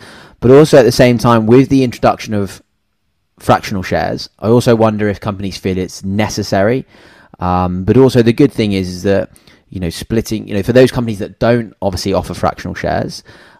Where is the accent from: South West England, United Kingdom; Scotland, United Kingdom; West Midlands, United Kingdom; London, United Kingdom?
South West England, United Kingdom; Cornwall; moved away; also born or lived in Sydney, Australia; so I'm from Cornwall, the Cornish boy at heart.